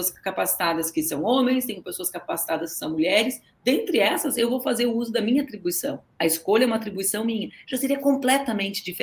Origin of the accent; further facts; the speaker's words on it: Brazil; eu sou brasileira